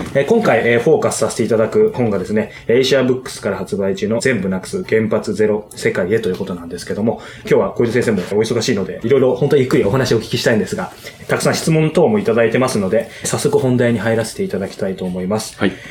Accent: Kanto, Japan; 僕は関東の人間なんですけども

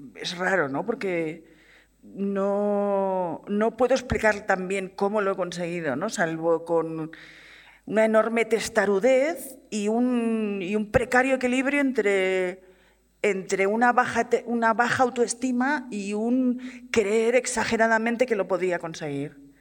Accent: Barcelona, Catalonia, Spain; soy una, chica de Barcelona que quería hacer cine por encima de todas las cosas

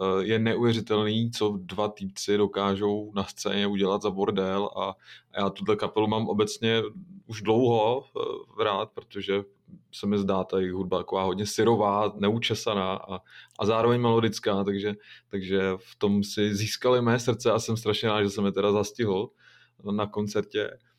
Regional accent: Šluknov Hook, Ústí nad Labem Region, Czechia; já pocházím ze Šluknovského výběžku

